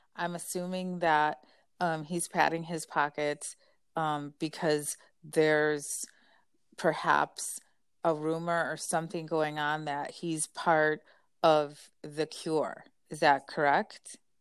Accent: United States; I'm American

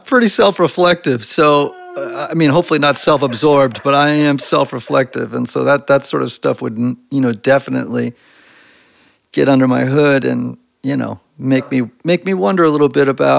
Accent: Greenwich, Connecticut, United States; moved away as an adult; also born or lived in Brunswick, Maine; now in Nashville, United States; I grew up in Greenwich, Connecticut

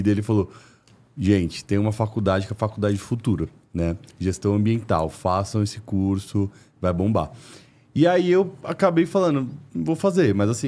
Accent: São Paulo, Brazil; Eu venho de um bairro aqui de São Paulo é, classe média alta

